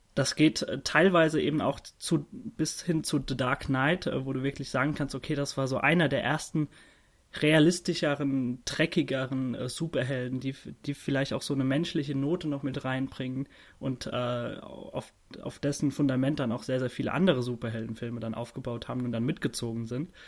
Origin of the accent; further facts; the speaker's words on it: Worms, Rhineland-Palatinate, Germany; in meiner Heimatstadt Worms